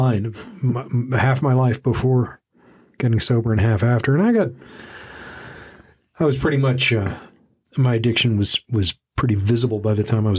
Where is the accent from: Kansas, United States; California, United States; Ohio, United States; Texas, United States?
Texas, United States; Dallas; where I grew up in Dallas, the the drinking age was 18